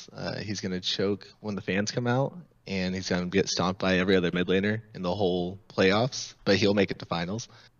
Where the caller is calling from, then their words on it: Oklahoma City, Oklahoma, United States; Hey, I'm calling from Oklahoma City.